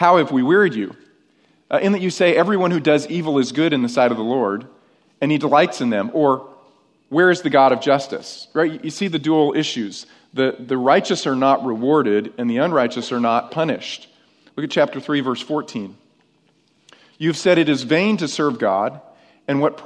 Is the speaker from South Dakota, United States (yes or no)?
no; upstate New York, United States; moved away; I'm actually from upstate New York, but I spent my grade school years in New York